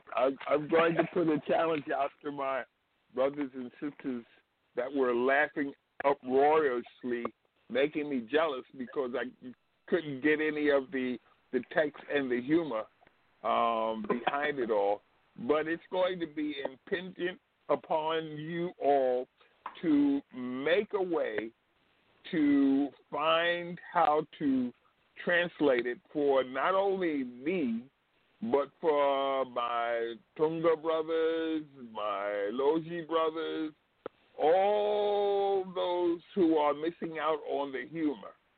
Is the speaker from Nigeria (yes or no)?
no; Zambia; now in United States; I am from Zambia